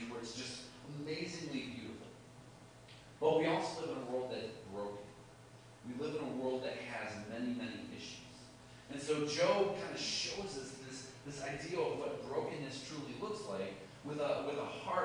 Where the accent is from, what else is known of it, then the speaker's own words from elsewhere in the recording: Chicago, Illinois, United States; I'm from Chicago